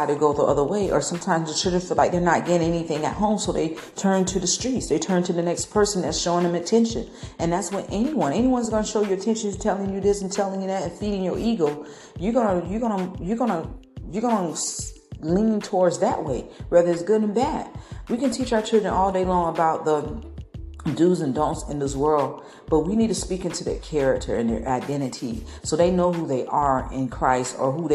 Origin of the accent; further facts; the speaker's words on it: Tampa, Florida, United States; from my hometown in Tampa